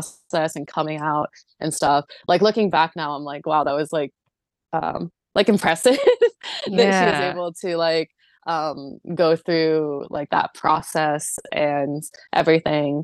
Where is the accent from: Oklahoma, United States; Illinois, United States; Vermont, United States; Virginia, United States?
Vermont, United States; Southern; moved away as an adult; also born or lived in Yangzhou, China / New Hampshire; now in Honolulu, United States; I grew up in Southern Vermont